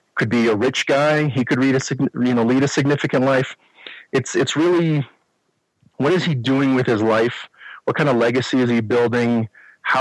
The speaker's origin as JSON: {"language": "English", "town": "Chicago", "region": "Illinois", "country": "United States", "tie": "born or raised there", "moved": "as an adult", "lives_now": "Colorado, United States", "said": "Born and raised in Chicago suburbs. Lived there until mid-40s when we decided it was time to move to Colorado."}